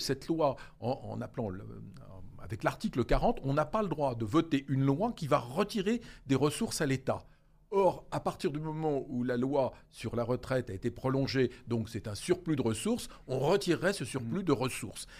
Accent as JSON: {"language": "French", "country": "France", "said": "Nous, on a un rôle particulier en tant que Français"}